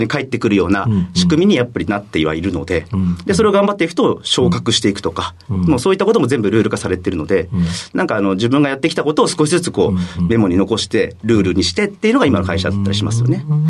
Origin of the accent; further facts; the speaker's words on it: Kitakyushu, Fukuoka, Japan; 福岡県の北九州市